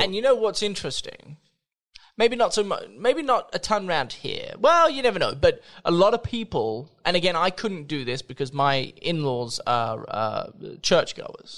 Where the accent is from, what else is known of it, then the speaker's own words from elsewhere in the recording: Australia; moved away; I'm Australian